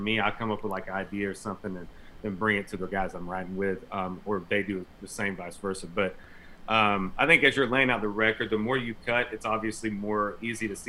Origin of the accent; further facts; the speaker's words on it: Castro, Florida, United States; the church that I grew up in Castro, Florida